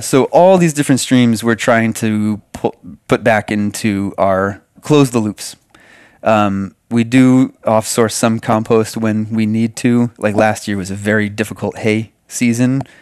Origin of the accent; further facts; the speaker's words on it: New England, United States; moved away as an adult; also born or lived in Hawaii / Gulf of Mexico; I'm from the East Coast and came west and then came back east